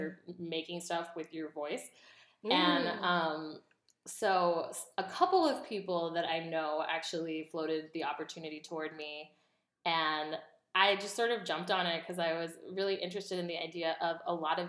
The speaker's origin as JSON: {"language": "English", "country": "India", "tie": "born or raised there", "moved": "yes", "lives_now": "United States", "said": "I'm Indian American. I was born in India, but I like got naturalized in the U.S."}